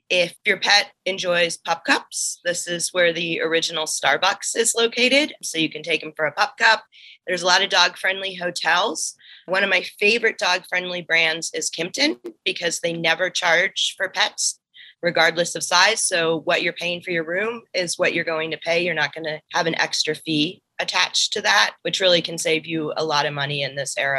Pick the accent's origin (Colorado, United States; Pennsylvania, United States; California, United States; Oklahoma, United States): Colorado, United States; my home state of Colorado.